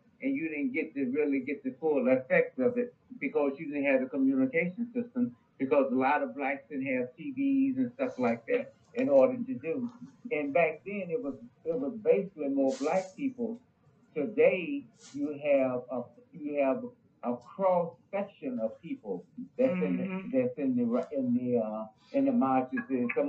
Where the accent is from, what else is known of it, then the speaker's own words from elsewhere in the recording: Louisiana, United States; when we was growing up in Louisiana, we didn't have all that.